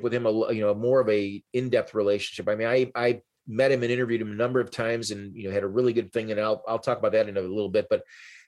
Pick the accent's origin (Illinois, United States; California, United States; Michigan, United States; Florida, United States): Illinois, United States; Chicago; I'm from Chicago